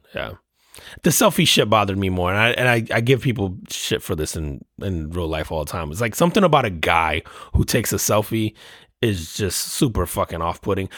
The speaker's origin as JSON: {"language": "English", "region": "New Jersey", "country": "United States", "tie": "born or raised there", "said": "growing up in New, in New Jersey"}